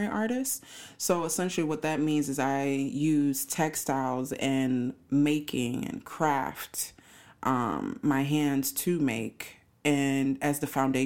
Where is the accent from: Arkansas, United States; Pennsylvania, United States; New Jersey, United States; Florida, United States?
Florida, United States; Miami; also born or lived in St. Thomas, U.S. Virgin Islands; now in Chicago, United States; raised in Miami, Florida